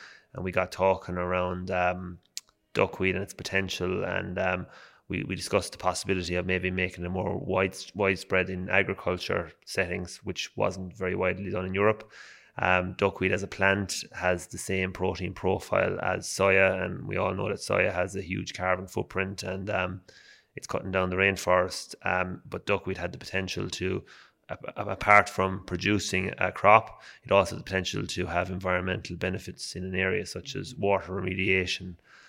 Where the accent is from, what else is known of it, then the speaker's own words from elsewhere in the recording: Tipperary, Munster, Ireland; I'm from Tipperary in Ireland in the southeast of the country.